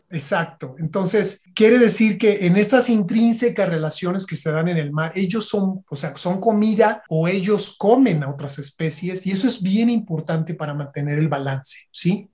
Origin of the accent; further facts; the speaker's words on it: Michoacán, Mexico; also born or lived in Coahuila; Yo nací en Coahuila, pero crecí en Michoacán